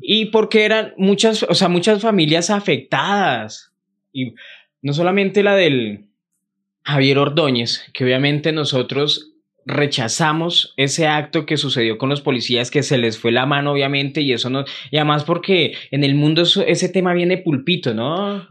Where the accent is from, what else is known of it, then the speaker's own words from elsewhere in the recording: Bogotá, Colombia; donde yo vivía, que crecí obviamente en Santa Librada, más arriba, eran potreros, antes de que hubieran todos esos barrios, Alfonso López